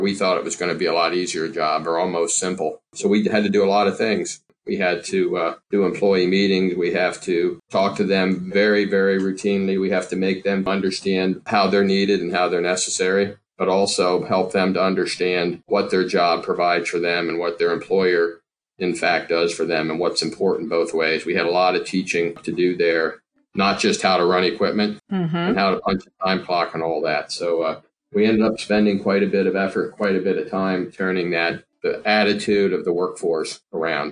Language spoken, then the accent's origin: English; Pennsylvania, United States; we have three facilities here in Pennsylvania, like we talked about. The first one we opened was here in my hometown.